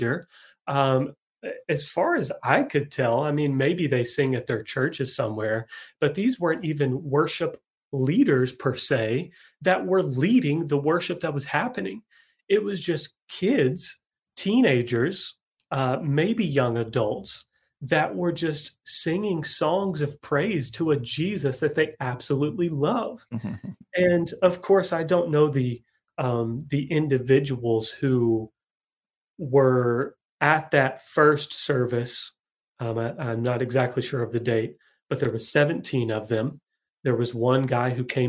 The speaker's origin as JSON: {"language": "English", "region": "Kentucky", "country": "United States", "said": "I'm from Kentucky"}